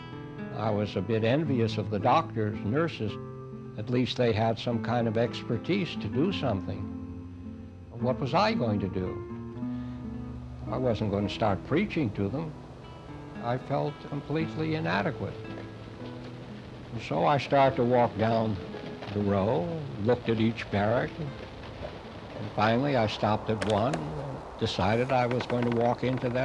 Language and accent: English; Memphis, Tennessee, United States; I was born in Memphis, Tennessee in 1915